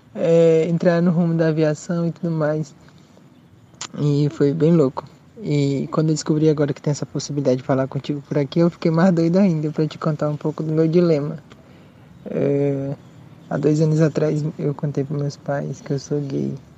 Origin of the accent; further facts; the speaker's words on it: Maranhão, Brazil; now in Paraguay; eu sou do Maranhão, mas eu moro no Paraguai com minha família